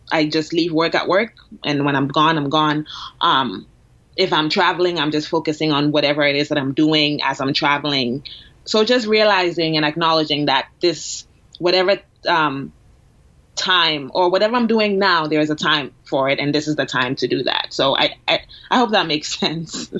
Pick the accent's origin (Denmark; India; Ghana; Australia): Ghana; now in Boston, United States; I'm from Ghana. I'm born and raised, so I moved here a while ago.